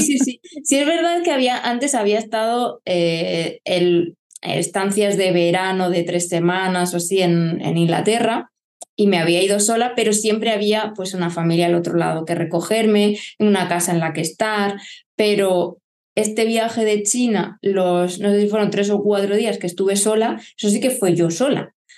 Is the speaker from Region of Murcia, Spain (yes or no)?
yes; Lorca, Region of Murcia, Spain; also born or lived in Barcelona / Málaga / Germany; now in Murcia, Spain; nací en Barcelona, y a los cuatro años nos mudamos a Lorca, Murcia, con mis padres